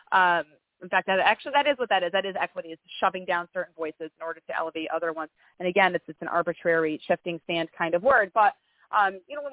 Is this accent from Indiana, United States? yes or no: no; Greenville, New York, United States; now in Albany, United States; I was raised in a little town called Greenville, and that's where I graduated high school.